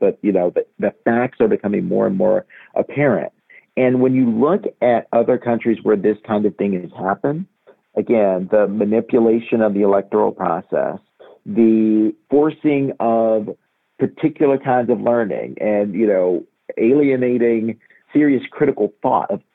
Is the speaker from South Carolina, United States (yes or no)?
no; Montgomery, Alabama, United States; as a Black person who grew up in Montgomery